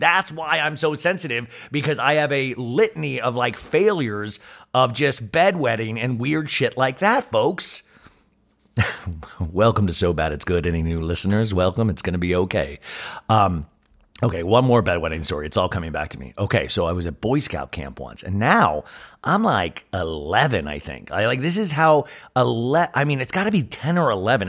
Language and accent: English; Kansas, United States; moved away; growing up in Kansas